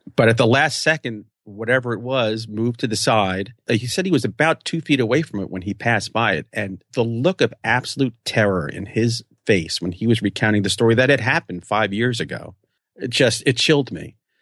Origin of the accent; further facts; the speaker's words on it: New York, United States; I'm a New Yorker